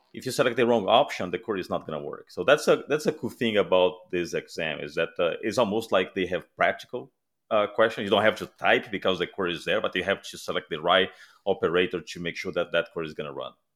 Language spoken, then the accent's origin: English; Brazil; moved away; I'm originally from Brazil